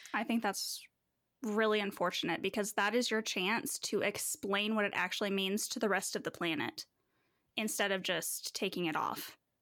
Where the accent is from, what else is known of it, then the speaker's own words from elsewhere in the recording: Manitou Springs, Colorado, United States; specifically Manitou Springs, where I think there was one black classmate in my whole school, and I wasn't even with him all twelve years of school